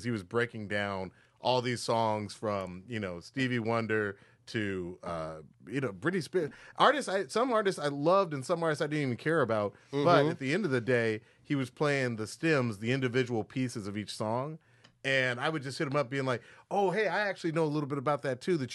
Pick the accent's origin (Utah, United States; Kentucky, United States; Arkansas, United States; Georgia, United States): Georgia, United States; Atlanta; we're both from Atlanta, Georgia, and we both went to the same high school